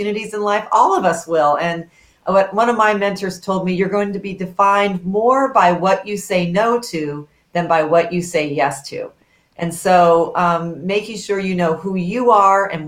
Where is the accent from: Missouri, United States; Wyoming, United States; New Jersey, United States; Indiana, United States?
Missouri, United States; Kansas City; growing up in Kansas City, as a daughter of very hardworking parents